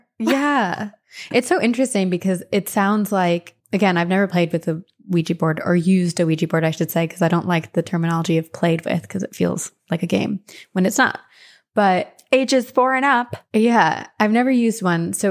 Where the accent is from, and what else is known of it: Cleveland, Ohio, United States; born or raised there; also born or lived in Tampa